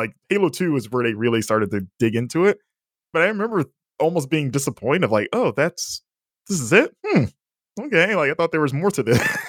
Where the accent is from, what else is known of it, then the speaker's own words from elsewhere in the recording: Florida, United States; I was like, I'm from Florida.